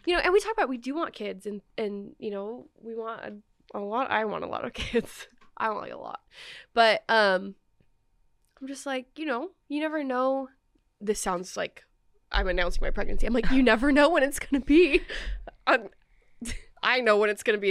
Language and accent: English; Oregon, United States; moved away; I didn't grow up here. I grew up in Oregon